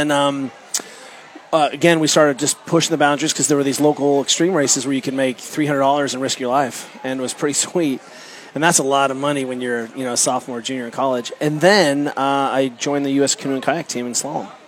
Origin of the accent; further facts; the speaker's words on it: Germany; I grew up kayaking in Germany and then uh, went to the University of Colorado Boulder.